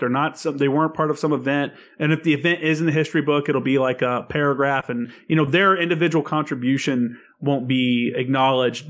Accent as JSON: {"language": "English", "region": "Tennessee", "country": "United States", "tie": "born or raised there", "also_born_or_lived": "Indiana", "said": "I'm from Indiana and Tennessee is where I grew up"}